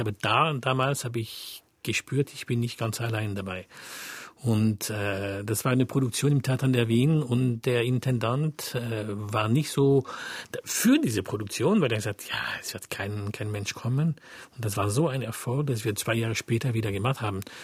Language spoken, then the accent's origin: German; France; German is a second language; ich bin Franzose